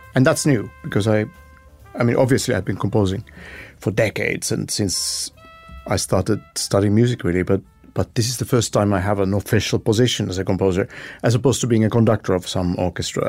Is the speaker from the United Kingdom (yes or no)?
no; Helsinki, Uusimaa, Finland; I was born and raised in Helsinki, Finland